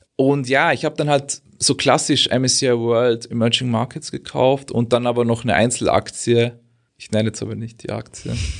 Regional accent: Austria; now in Germany; ich bin ja eigentlich Österreicher

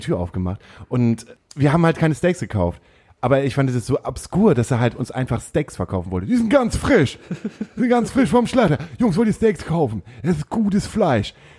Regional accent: Himmelpforten, Lower Saxony, Germany; also born or lived in Stade; now in Hamburg, Germany; mein Vater hat einen landwirtschaftlichen Betrieb gehabt, den haben wir im Breitenwisch ähm, gehabt

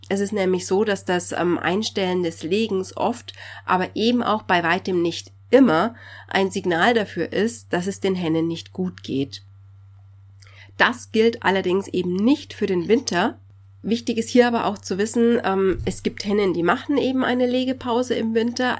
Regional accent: Bavaria, Germany; hier bei uns in Bayern

